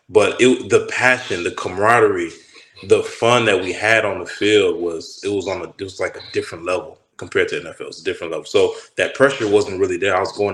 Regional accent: Austin, Texas, United States; also born or lived in Pflugerville, Texas / Louisiana / New York; So I was born in Austin. I was born in Austin, Texas. And I moved to Pflugerville when I was like, I don't know, like maybe 8 or 9 or something like that. Which is Pflugerville, just a suburb of Austin, like 10 minutes away, 10, 15 minutes away.

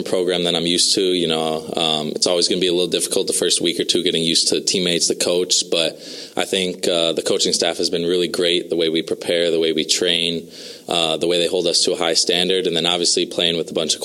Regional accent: Racine, Wisconsin, United States; I'm from a little south of Milwaukee called Racine, Wisconsin

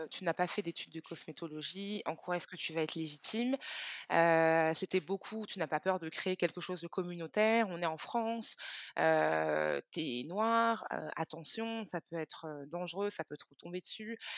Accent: Cameroon; Donc, comme je le disais, moi, je suis originaire du Cameroun.

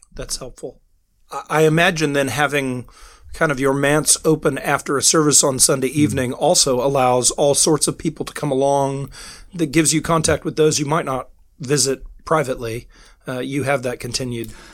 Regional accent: United States; moved away as an adult; now in United Kingdom; I'm an American ministering here in the in the United Kingdom

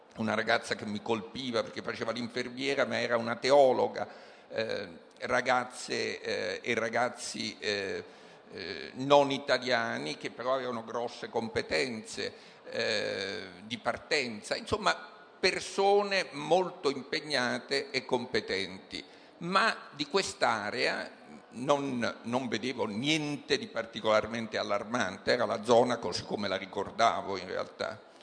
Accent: Naples, Campania, Italy; Io sono, eh, sono di Napoli

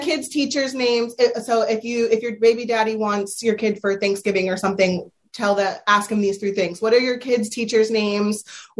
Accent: Pennsylvania, United States; now in Delaware, United States; Yeah, I had never heard of 50-50 custody until I moved to Delaware. Yep. I came from Pennsylvania.

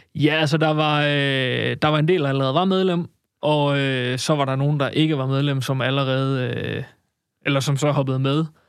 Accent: Denmark; jeg er vokset op i Ohlsminde, som jo egentlig er

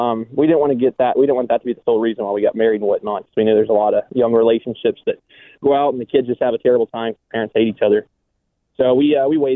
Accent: Texas, United States; moved away as an adult; also born or lived in Lawton, Oklahoma; now in Broken Arrow, United States; I'm a Texan

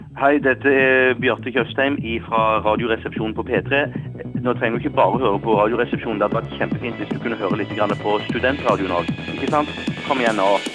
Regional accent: Stavanger, Rogaland, Norway; jeg er fra Stavanger.

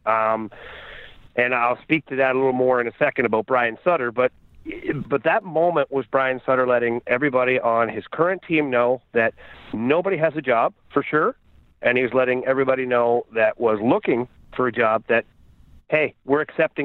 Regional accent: Ottawa, Ontario, Canada; myself and Jeff Brown as partners because we're both from Ottawa

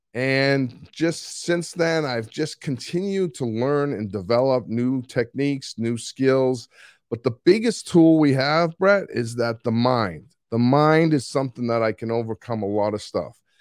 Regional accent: Boston, Massachusetts, United States; accent: Boston; moved away; I just got back from two weeks in Boston, and so my accent might be a little stronger than it usually is

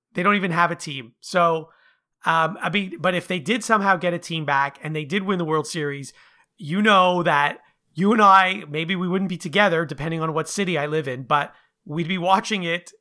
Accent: Montreal, Quebec, Canada; moved away; I was from Montreal, you know, when I first moved here

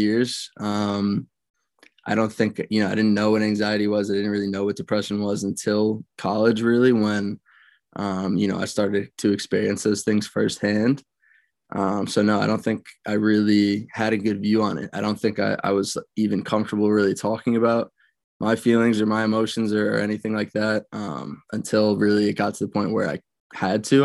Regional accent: Westchester, New York, United States; I grew up in Westchester, New York, and went to Byram Hills High School

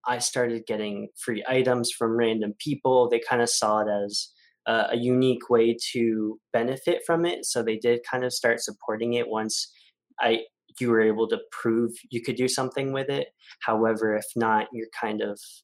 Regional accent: Gilroy, California, United States; I am from Gilroy, California

